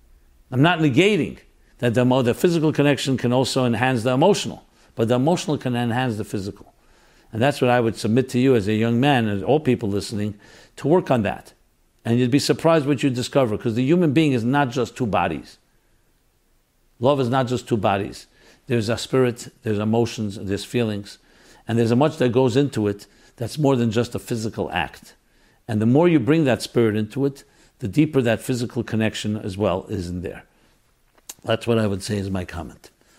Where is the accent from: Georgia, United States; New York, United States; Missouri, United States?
New York, United States; Crown Heights; Growing up in Crown Heights, going to a Hall of Torah, I recognized both the blessings and sacrifice I was making and adhering to a Chassidus lifestyle.